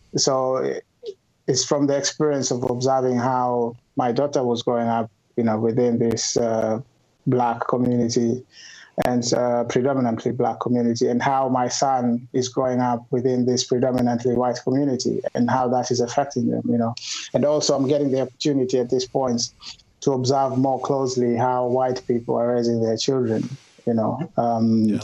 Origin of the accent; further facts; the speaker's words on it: Kenya; moved away as an adult; now in United Kingdom; I grew up in Kenya. Uh, before moving to the UK uh, a couple of years ago, and I've been living in the UK